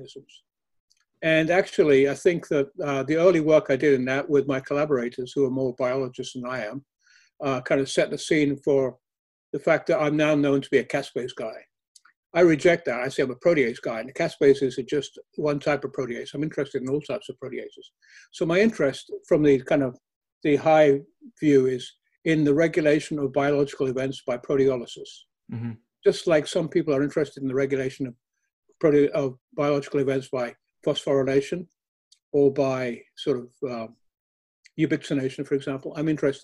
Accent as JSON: {"language": "English", "country": "South Africa", "tie": "born or raised there", "also_born_or_lived": "United Kingdom", "moved": "yes", "said": "I was born in South Africa"}